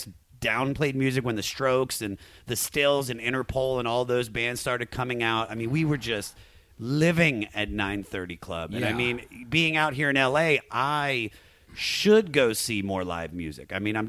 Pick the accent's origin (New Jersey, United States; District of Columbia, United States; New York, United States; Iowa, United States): District of Columbia, United States; Washington; moved away; I felt lucky that I grew up in the D.C. area.